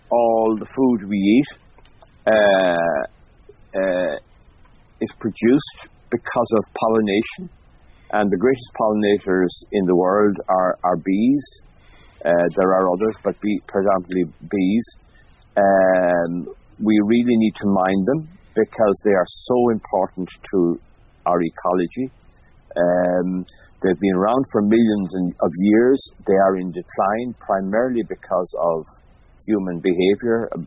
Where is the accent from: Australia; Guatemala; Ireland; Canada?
Ireland; Mayo, Connacht; growing up in Mayo